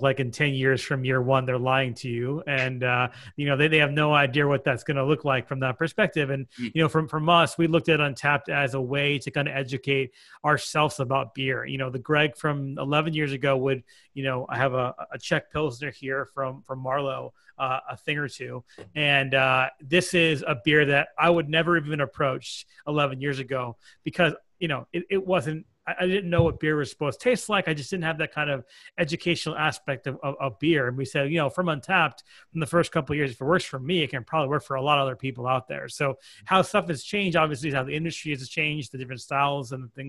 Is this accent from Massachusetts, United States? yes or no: yes; Framingham, Massachusetts, United States; moved away as an adult; also born or lived in New York; now in Connecticut, United States; I'm originally from Massachusetts. I lived in Framingham. I grew up in Framingham, which is about 35 minutes west of Boston.